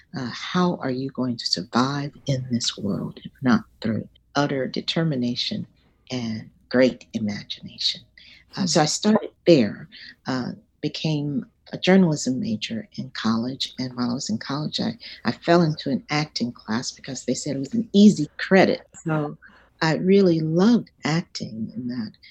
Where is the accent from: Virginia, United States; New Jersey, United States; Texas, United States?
Texas, United States; Dallas; I grew up in Dallas, Texas, uh, south of the Trinity